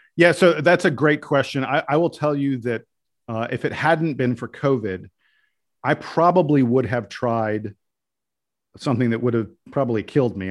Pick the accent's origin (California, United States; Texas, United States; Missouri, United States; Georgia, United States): Georgia, United States; Atlanta; moved away as an adult; also born or lived in Durham (family); I was from Atlanta